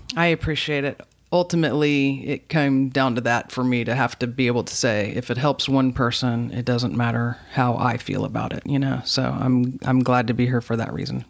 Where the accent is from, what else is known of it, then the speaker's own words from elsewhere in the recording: Dallas, Texas, United States; moved away as an adult; also born or lived in Fayetteville, Arkansas; now in Austin, United States; I was born and raised in Dallas